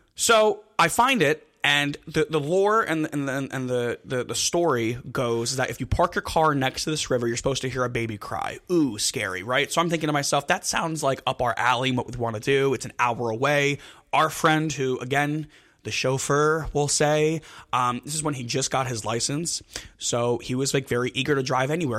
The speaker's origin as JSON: {"language": "English", "region": "New Jersey", "country": "United States", "said": "we're from Jersey. We're from Jersey."}